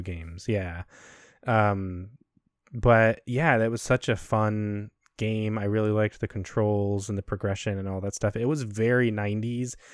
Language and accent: English; Chicago, Illinois, United States; moved away as an adult; also born or lived in Maxwell Air Force Base, Alabama; we're from Chicago, and so we're used to planes from O'Hare and Midway